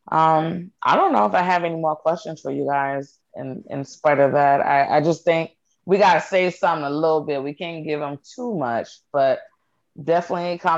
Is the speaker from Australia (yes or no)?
no; North Dakota, United States; I'm from North Dakota.